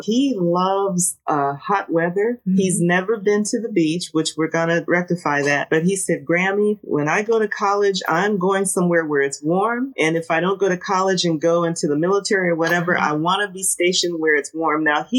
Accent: Canton, Ohio, United States; I was born and raised in Canton, Ohio. And when people ask, you know, what is Canton? We are the home of the Pro Football Hall of Fame.

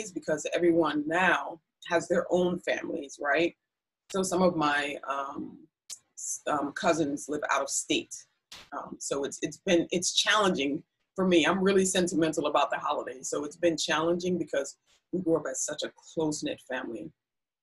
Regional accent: New York City, New York, United States; we grew up in Brooklyn, East New York

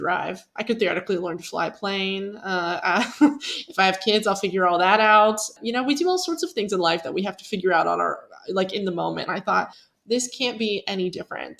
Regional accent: Pennsylvania, United States; moved away as an adult; growing up in Pennsylvania

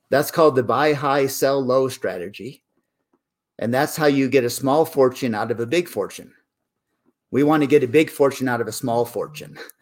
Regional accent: Corning, New York, United States; I grew up in Corning, New York

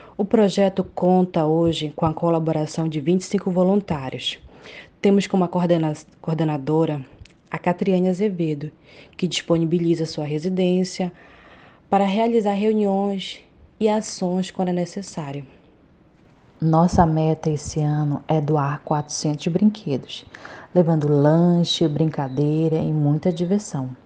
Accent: Santarém, Pará, Brazil; sou de Santarém, Pará

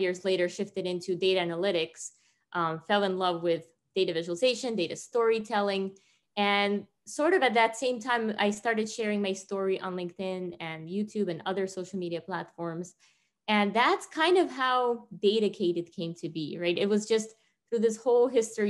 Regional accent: Tajikistan; moved away; me growing up in Tajikistan

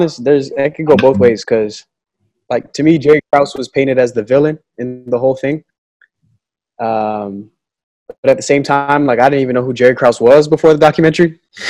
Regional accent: Toronto, Ontario, Canada; I'm from Toronto, so I'm a Raptors fan.

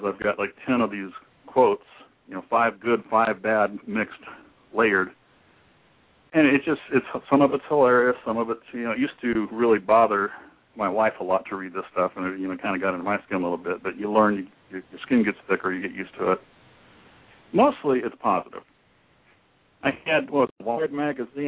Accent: Dayton, Ohio, United States; I grew up in Dayton, Ohio

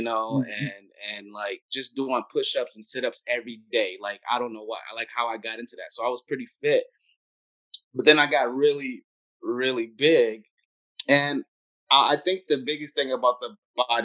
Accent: United States; I'm also American

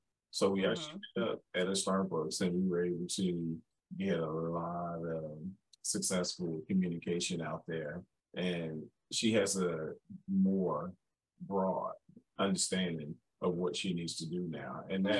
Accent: Chicago, Illinois, United States; I'm originally from

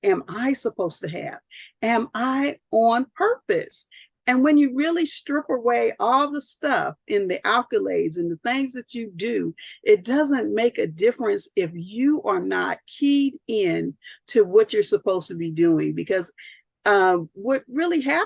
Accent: Southern California, United States; I'm from Southern California

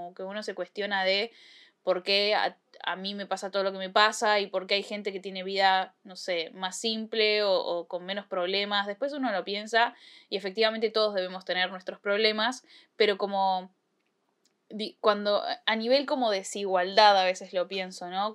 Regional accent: Argentina; yo nací en Argentina

